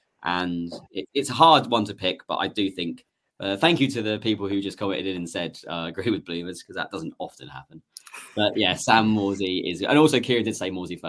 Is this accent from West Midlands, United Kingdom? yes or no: no; Bury St Edmunds, East of England, United Kingdom; I'm from Bury St Edmunds